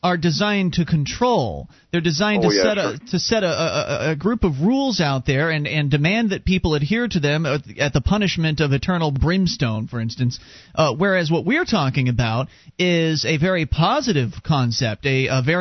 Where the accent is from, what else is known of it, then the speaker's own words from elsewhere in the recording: Florida, United States; now in New Hampshire, United States; We're from the South